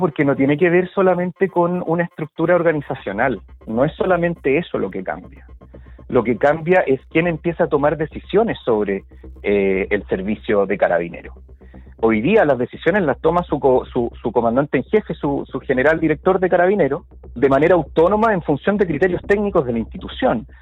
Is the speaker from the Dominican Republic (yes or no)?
no; Chile; nosotros los chilenos